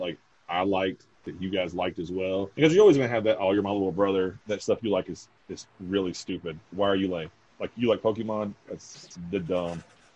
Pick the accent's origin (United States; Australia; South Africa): United States; Kentucky; growing up in Kentucky with a mechanic dad